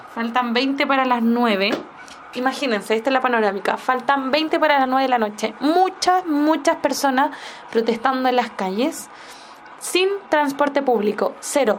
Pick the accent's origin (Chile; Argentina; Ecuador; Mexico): Chile; Como chilena